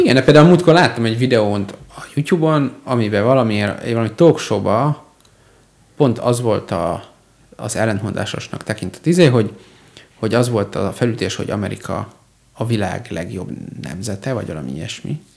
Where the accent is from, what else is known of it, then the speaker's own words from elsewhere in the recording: Hungary; ma magyar vagyok